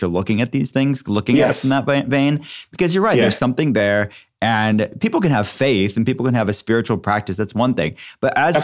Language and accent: English; Pittsburgh, Pennsylvania, United States; I'm from Pittsburgh